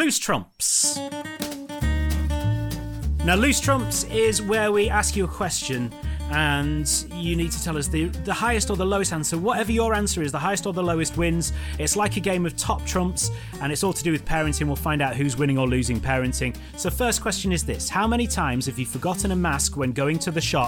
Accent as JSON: {"language": "English", "region": "England", "country": "United Kingdom", "said": "We're English. We don't speak more than one language."}